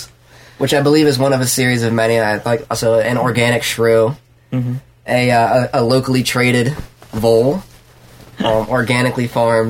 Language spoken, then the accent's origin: English; Pennsylvania, United States; now in Washington, D.C., United States; I mean, I live in D.C. now, but I'm from Pennsylvania